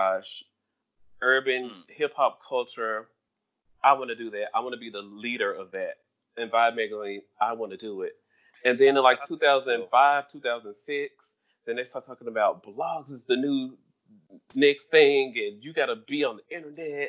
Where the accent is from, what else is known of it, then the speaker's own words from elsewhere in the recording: Memphis, Tennessee, United States; I'm a nigga from Memphis